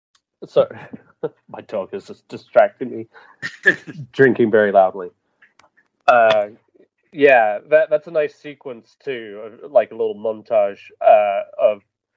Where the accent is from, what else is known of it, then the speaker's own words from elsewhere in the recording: United Kingdom; I'm British.